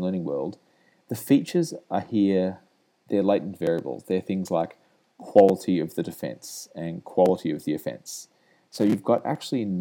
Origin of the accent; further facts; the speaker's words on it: Australia; moved away as an adult; now in United States; I'm Australian, as you could probably work out, and I moved over here about 15 months ago